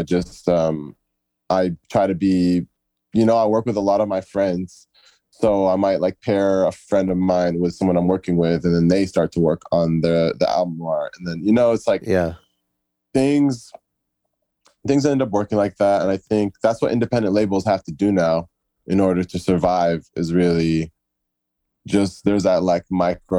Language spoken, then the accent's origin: English; California, United States; also born or lived in Egypt; I grew up an Arab in California